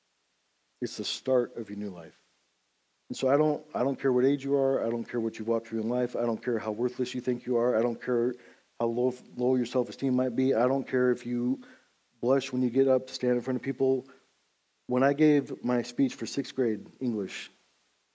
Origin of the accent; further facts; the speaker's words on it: United States; I love being an American. I love living in America